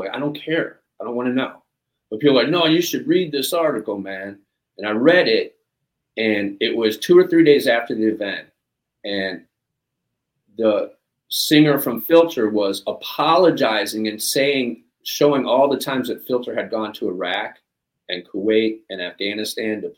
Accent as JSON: {"language": "English", "town": "Cleveland", "region": "Ohio", "country": "United States", "said": "I was from Cleveland"}